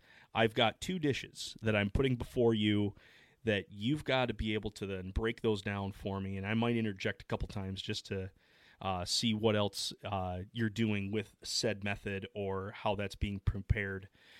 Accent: Midwest, United States; because I'm from the Midwest

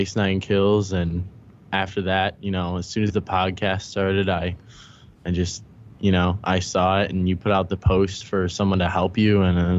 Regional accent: Illinois, United States; So I'm from Illinois. I live about an hour north of Chicago.

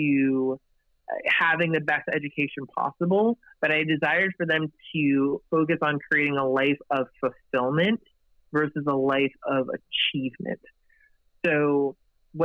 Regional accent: United States; I was the first in my family to be born and raised here in the States

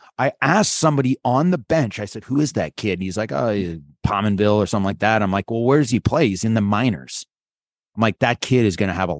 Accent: North Bay, Ontario, Canada; skating in North Bay. So I had to leave my hometown early every year

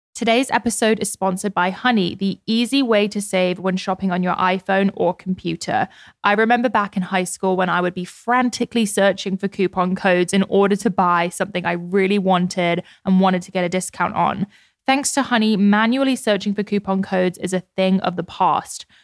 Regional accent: United Kingdom; I'm British

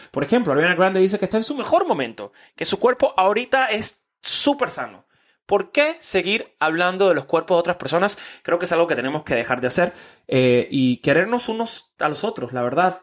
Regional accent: Miami, Florida, United States; also born or lived in Mexico City, Mexico; yo soy de acá. Llevo 19 años ya viviendo en Miami

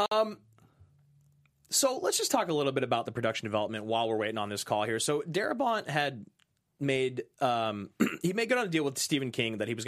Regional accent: Ireland; Must be because I'm Irish.

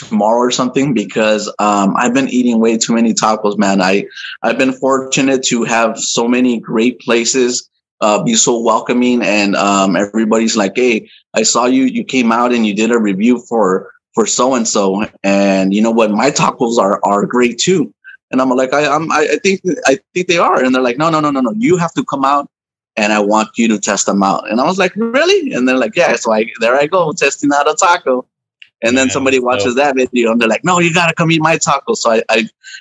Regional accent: Los Angeles, California, United States; also born or lived in Anaheim, California / City Terrace; now in Long Beach, United States; I was born in Anaheim, California, and I think I lived there until I was like one. And then we moved to City Terrace, and then we moved to East LA, and I lived in East LA for many years.

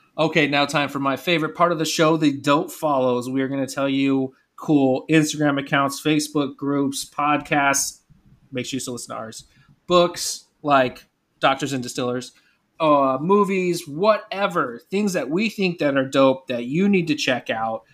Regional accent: California, United States; as a Californian

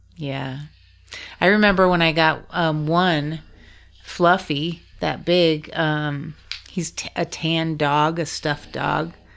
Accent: Juneau, Alaska, United States; also born or lived in Valdez, Alaska; I grew up in Juneau, Alaska

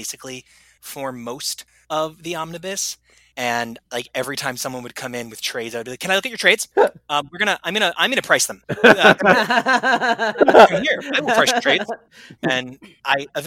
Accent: United States; I was born in America. I buy my comics in America. I live in America.

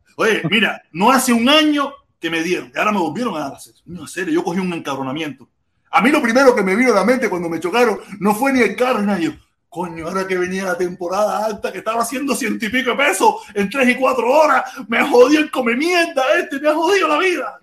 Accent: Cuba; moved away as an adult; yo llevo casi 20 años fuera de Cuba sin residente, sin expatriarme, sin nada de eso. yo soy yo de Cuba y soy un cingado cubano

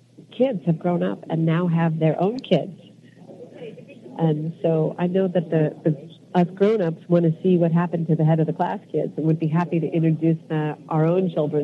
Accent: Silicon Valley, Northern California, United States; I'm from Northern California. I'm born in the Silicon Valley.

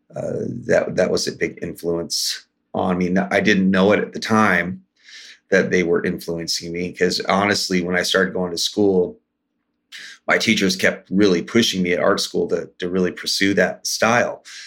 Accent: Washington, United States; I grew up here in Washington State. Uh, my tribe is the Port Gamble Squalone tribe. Our reservation's locally known as Little Boston

